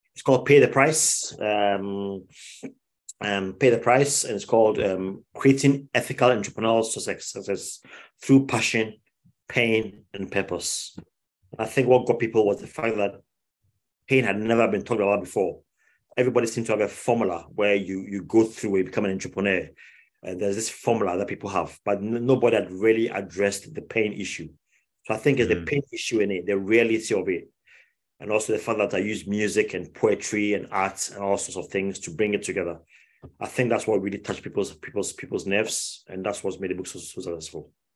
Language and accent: English; Ghana; moved away as an adult; now in United Kingdom; I grew up in Ghana. Um, I left I left the UK when I was five years old. Grew up in Ghana.